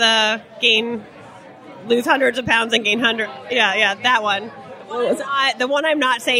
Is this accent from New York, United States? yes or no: no; Mukilteo, Washington, United States; now in Warsaw, Poland; So I'm from Mukilteo, but I live in Warsaw, Poland.